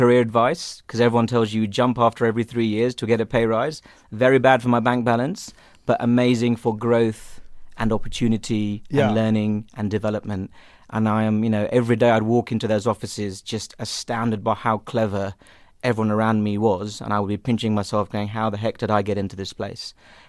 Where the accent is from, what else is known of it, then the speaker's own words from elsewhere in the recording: London, United Kingdom; moved away as an adult; also born or lived in Mumbai, India / Liberia; now in Johannesburg, South Africa; I've grown up in the UK.